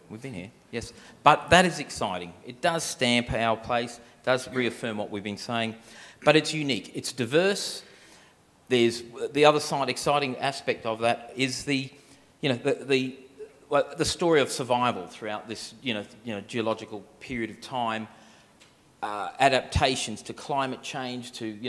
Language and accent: English; Queensland, Australia; moved away; I was from Queensland. I ended up down here.